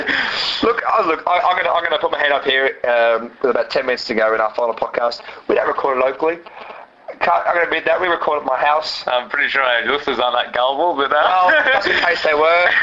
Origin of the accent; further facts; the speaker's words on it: Australia; It's slang, Aussie slang. We're known for our slang here.